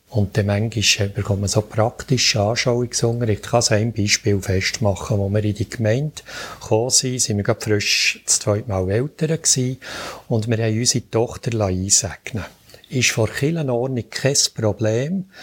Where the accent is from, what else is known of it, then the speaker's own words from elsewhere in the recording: Bern, Switzerland; dann darf ich auch als Berner noch ein bisschen mehr Geduld haben.